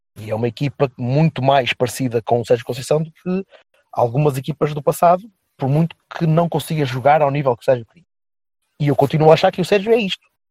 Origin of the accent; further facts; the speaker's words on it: Vila Nova de Gaia, Norte, Portugal; o clube da minha terra